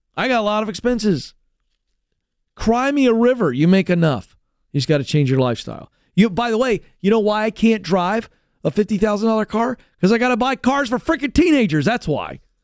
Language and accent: English; United States; as an American